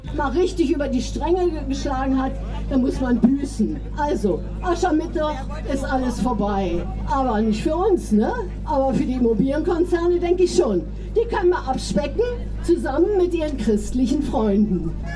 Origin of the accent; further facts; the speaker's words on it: eastern Germany, Germany; now in Berlin, Germany; Ich bin im Osten des Landes geboren, in einem anderen Land